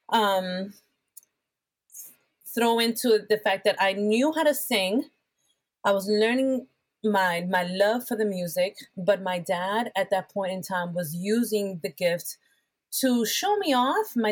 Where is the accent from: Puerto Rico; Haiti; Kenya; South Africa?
Puerto Rico; English is a second language; moved away; I was just coming in from Puerto Rico. Um, I was trying to get rid of my accent because because of my